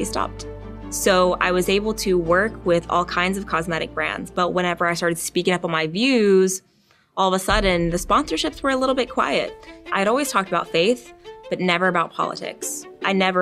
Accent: Tennessee, United States; also born or lived in Richmond, Virginia; I was born in Richmond, Virginia, but as a baby, we moved to Tennessee, so I don't remember anything about Virginia. All my memories are growing up in Tennessee

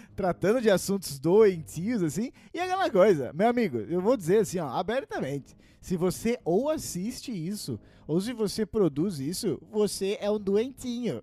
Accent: interior of Paraná, Brazil; moved away; eu tava lá na minha cidade natal, interior do Paraná

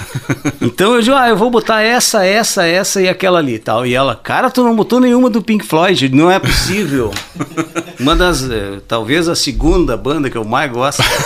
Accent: Santo Ângelo, Rio Grande do Sul, Brazil; moved away as an adult; now in Ijuí, Brazil; eu nasci em Santo Ângelo em 1962

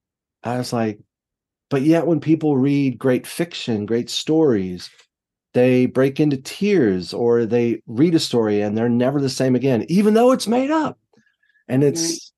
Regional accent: United States; what I grew up with in America

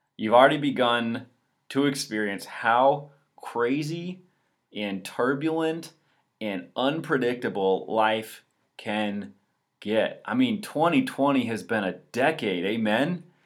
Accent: Walloon Lake, Michigan, United States; also born or lived in Chicago; I'm actually from northern Michigan, uh, Walloon Lake specifically

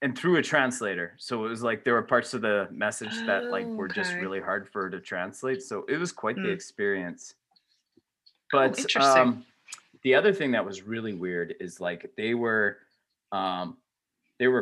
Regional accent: Canada; I'm Canadian

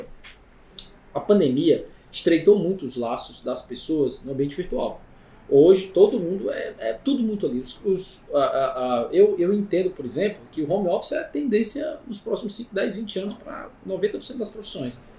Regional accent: Ceará, Brazil; Eu sou cearense

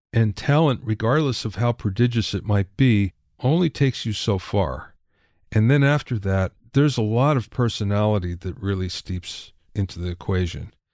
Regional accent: Minersville, Pennsylvania, United States; growing up in Minersville, Pennsylvania, where there's five thousand people

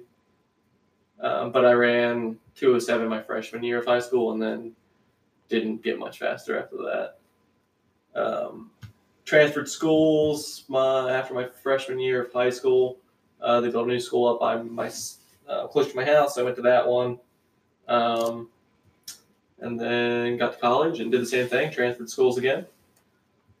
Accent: West Virginia, United States; moved away; also born or lived in Pennsylvania / Ohio; I'm from West Virginia

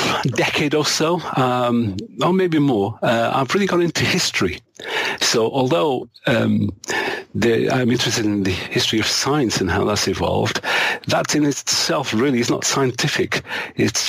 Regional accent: Manchester, North West England, United Kingdom; an area of Manchester where I grew up.

